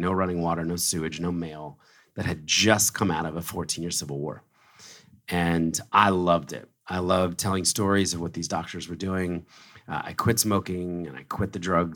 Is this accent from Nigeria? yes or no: no; Philadelphia, Pennsylvania, United States; moved away as an adult; also born or lived in New York City; I was born in Philadelphia, raised in a very conservative Christian family